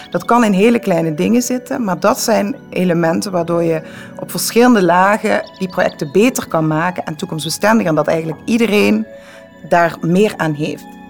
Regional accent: Netherlands; moved away as an adult; now in Belgium; Ik kom uit Nederland en heb altijd aan de grenzen gewoond.

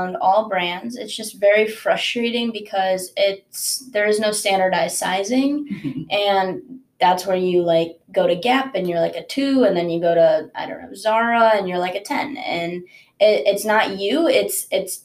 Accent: Chicago, Illinois, United States; also born or lived in Netanya, Israel; I'm originally from Netanya, Israel. I'm a first-generation college student, but we moved to Chicago when I was pretty young

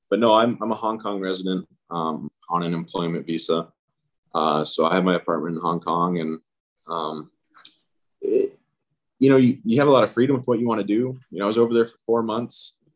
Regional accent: Seattle, Washington, United States; I usually I'm from Seattle, so I'll hang out in Seattle just because it's a much easier commute.

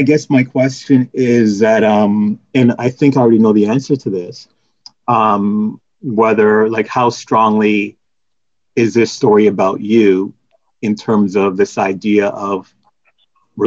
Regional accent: Oshawa, Ontario, Canada; also born or lived in Jamaica; I was born in Jamaica, but I immigrated to Canada when I was 4. So I spent mainly all of my life as a Canadian.

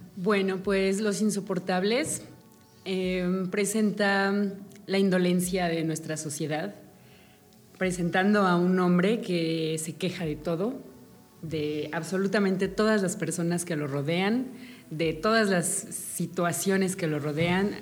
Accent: Mexico; como mexicanos

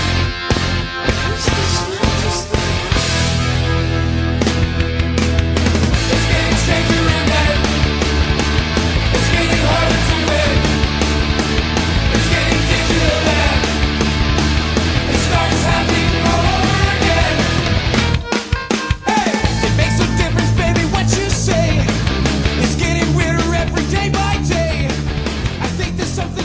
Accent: United States; I'm an American

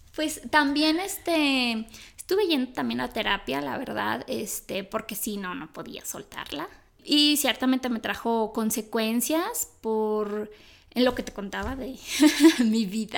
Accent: Mexico; soy católica porque México es una sociedad católica

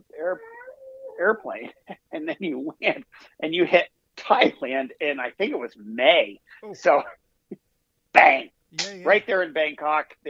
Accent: Vermont, United States; Born and bred in Vermont.

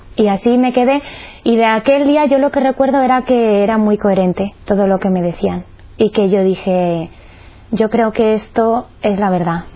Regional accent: Cuenca, Castilla-La Mancha, Spain; soy de Cuenca

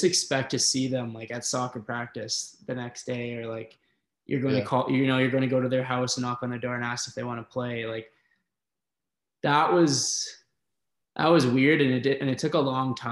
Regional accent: Red Deer, Alberta, Canada; growing up in Red Deer, where there's not an awful lot of things

